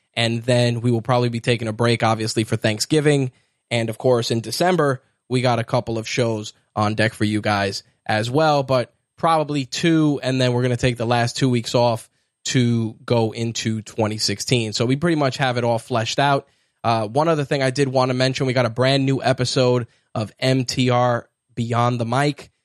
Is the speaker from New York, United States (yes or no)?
yes; New York, United States; as a New Yorker